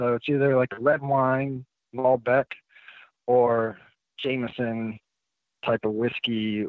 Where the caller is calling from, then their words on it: Fort Bragg area, North Carolina, United States; I'm calling in from North Carolina, Fort Bragg area.